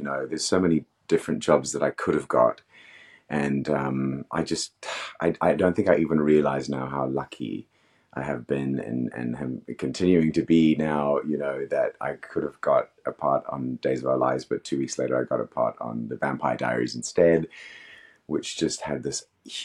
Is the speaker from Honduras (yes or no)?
no; Australia; also born or lived in Africa; I grew up in Africa and Australia, so I don't know.